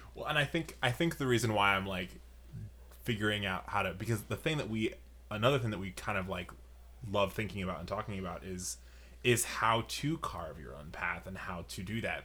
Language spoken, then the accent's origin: English; New York, United States; now in Chicago, United States; I'm from New York